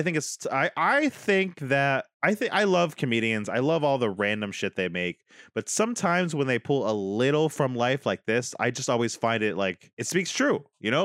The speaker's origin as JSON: {"language": "English", "country": "United States"}